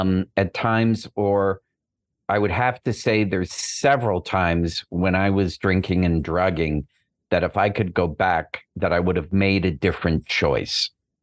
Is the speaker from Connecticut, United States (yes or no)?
no; Boston, Massachusetts, United States; I'm from Boston. So, you know, we had clam bakes